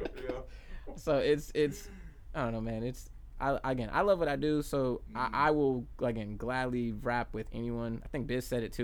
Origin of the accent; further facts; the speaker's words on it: Jacksonville, Florida, United States; also born or lived in Bronx, New York; I was born in New York but I was raised here from since age five like right. so Duval is in my blood